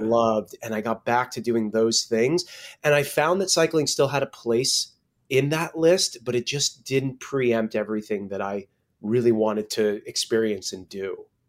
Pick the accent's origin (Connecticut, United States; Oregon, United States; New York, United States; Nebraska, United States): Connecticut, United States; now in West Coast, United States; I grew up in Connecticut, and I've been back here with family.